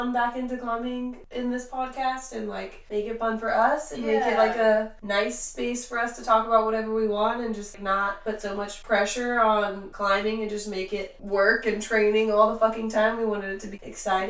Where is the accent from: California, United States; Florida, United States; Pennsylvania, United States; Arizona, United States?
Florida, United States; Lakeland; now in Atlanta, United States; So I'm from Lakeland, Florida. I moved to the Atlanta area in 2011, and I've been here since.